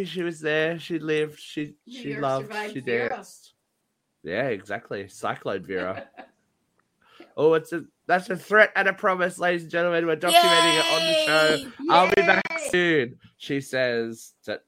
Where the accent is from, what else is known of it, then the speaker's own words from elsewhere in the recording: Australia; We're your Australian posse